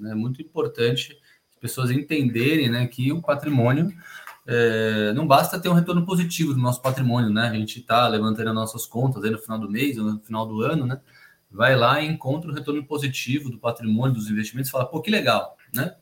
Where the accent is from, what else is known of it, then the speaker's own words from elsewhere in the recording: Brazil; A gente como brasileiro